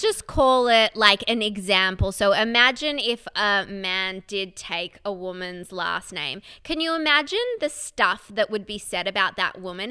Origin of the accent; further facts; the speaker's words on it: Melbourne, Victoria, Australia; I grew up in Melbourne, Australia.